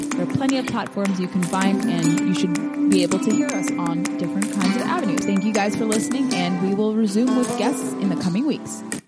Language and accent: English; California, United States; I grew up in California where we had so much dry brush